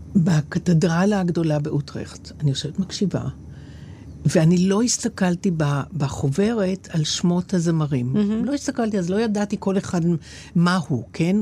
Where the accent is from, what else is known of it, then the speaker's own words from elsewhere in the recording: Israel; אני מישראל